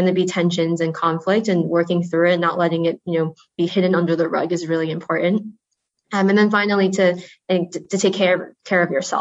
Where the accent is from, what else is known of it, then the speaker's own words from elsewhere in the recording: Rhode Island, United States; also born or lived in China; So I grew up in Rhode Island on the in the Northeast.